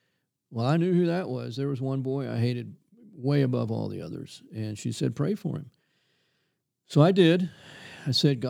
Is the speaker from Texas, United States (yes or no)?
yes; Corpus Christi, Texas, United States; It's hot. Hot and humid. Yeah, I tell you. And, you know, everybody at that time lived very modest lifestyles.